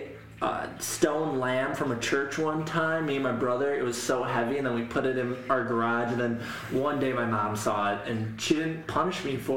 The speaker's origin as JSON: {"language": "English", "town": "Kenosha", "region": "Wisconsin", "country": "United States", "tie": "born or raised there", "said": "I grew up in Kenosha, which had 100,000 people."}